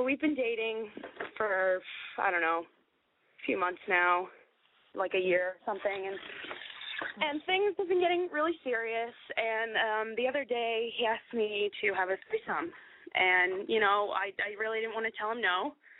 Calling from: Hudson, Florida, United States; I'm 25. I'm calling from a town called Hudson, Florida.

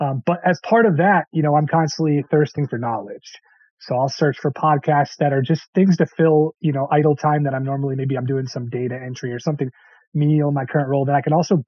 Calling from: Connecticut, United States; I'm on the East Coast over in Connecticut.

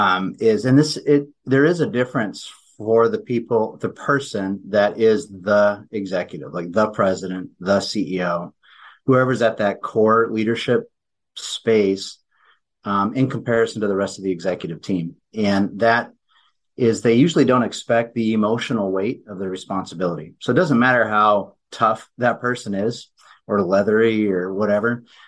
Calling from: Anchorage, Alaska, United States; Anchorage, Alaska.

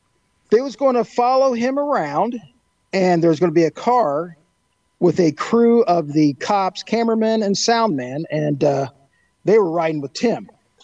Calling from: Indiana, United States; I'm coming from Skunk Haven, Western Indiana.

